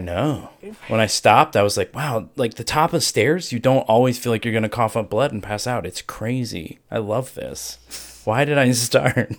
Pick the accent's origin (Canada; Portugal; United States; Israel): United States; Ohio; I'm from Ohio